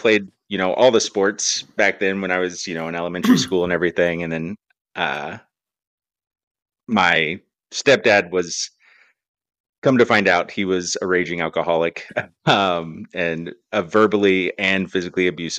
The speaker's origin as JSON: {"language": "English", "town": "Sedona", "region": "Arizona", "country": "United States", "tie": "born or raised there", "said": "I was born in Sedona, Arizona, resort town out there."}